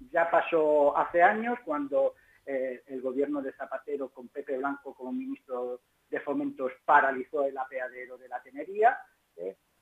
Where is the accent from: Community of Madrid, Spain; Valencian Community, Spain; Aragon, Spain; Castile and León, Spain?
Community of Madrid, Spain; Pinto; como pinteño y como madrileño